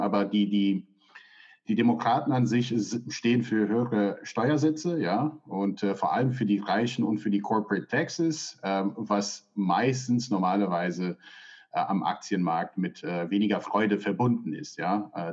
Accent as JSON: {"language": "German", "country": "United States", "tie": "born or raised there", "moved": "yes", "lives_now": "Germany", "said": "Ich bin ja selber in den USA aufgewachsen"}